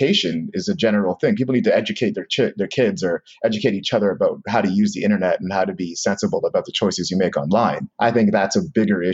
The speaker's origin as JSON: {"language": "English", "country": "Canada", "said": "as a Canadian"}